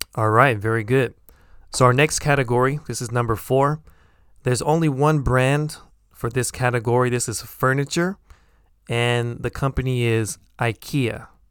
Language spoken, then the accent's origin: English; United States; accent: American; my American accent.